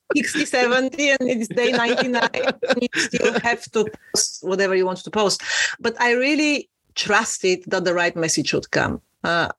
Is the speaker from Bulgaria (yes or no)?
yes; Bulgaria; moved away as an adult; now in London, United Kingdom; I am originally from Eastern Europe, from a tiny little country called Bulgaria, but I've been living in London for 16 years now